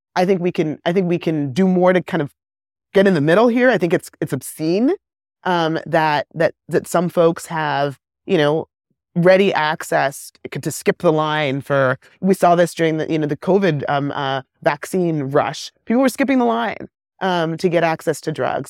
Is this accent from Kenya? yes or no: yes; Kenya; moved away; also born or lived in England / West Africa; I grew up in Kenya at the height of the AIDS epidemic